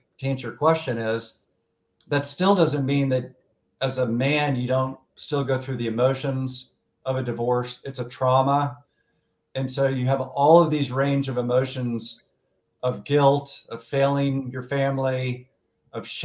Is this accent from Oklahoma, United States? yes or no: yes; Tulsa, Oklahoma, United States; born and raised in Tulsa, Oklahoma